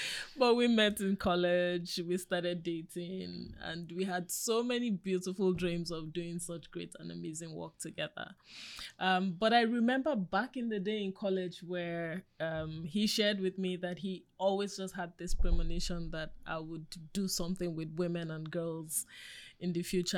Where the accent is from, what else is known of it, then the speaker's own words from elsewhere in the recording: Nigeria; I'm an African woman. I grew up in Africa